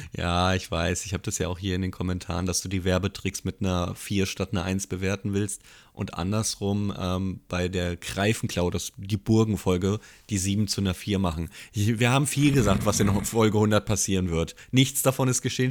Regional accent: Hesse, Germany; ich komme ja aus dem Dorf und ich bin in Hessen geboren und da kennt jeder jeden

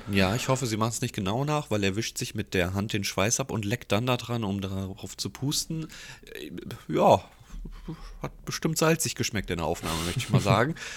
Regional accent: Giessen, Hesse, Germany; Ich komme ja gebürtig aus Gießen

